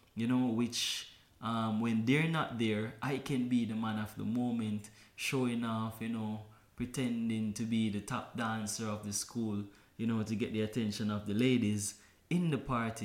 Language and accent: English; Kingston, Jamaica; born and raised in Kingston, Jamaica